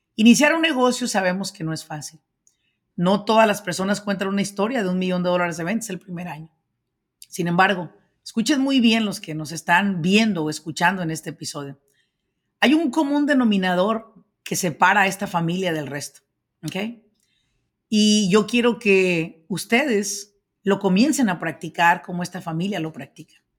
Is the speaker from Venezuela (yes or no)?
no; Michoacán, Mexico; soy señores de Michoacán.